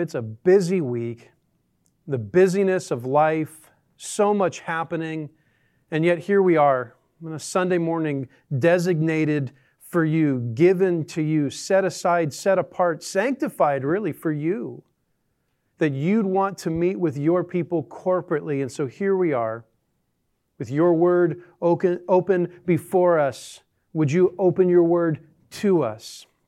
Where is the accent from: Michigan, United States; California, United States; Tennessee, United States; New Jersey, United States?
California, United States; Southern; moved away as an adult; now in Northwest Arkansas, United States; I live right now in Northwest Arkansas. I grew up in Southern California